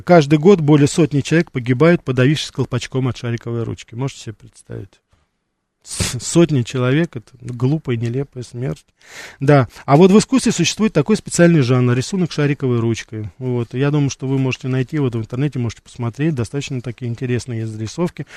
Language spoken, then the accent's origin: Russian; Russia; moved away as an adult; я из России